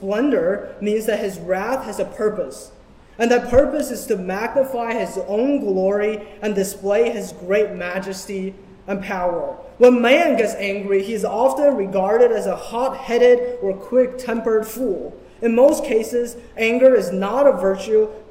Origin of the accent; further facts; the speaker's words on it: China; moved away; Growing up in China